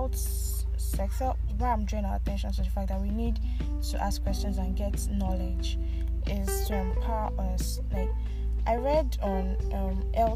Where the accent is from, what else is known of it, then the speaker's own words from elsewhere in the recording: Nigeria; also born or lived in Abuja; all of us Nigerians